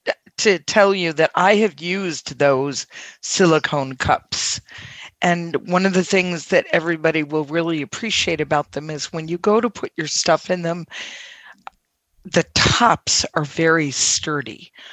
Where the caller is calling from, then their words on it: Massachusetts, United States; I'm excellent, and I won't forget this time. I am from Massachusetts.